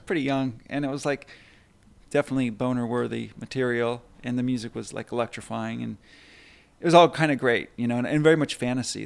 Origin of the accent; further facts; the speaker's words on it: Burbank, California, United States; being kind of a shy and awkward kid growing up in Burbank